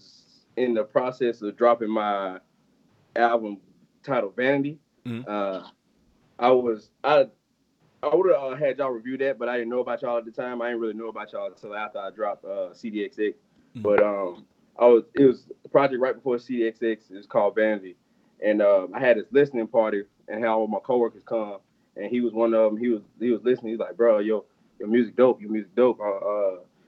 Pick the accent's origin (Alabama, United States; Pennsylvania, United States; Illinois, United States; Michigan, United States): Alabama, United States; Montgomery; I'm originally from Montgomery, Alabama